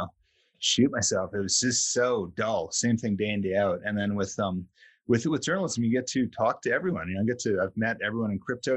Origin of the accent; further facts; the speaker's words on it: Vancouver, British Columbia, Canada; moved away; I grew up in Vancouver, Canada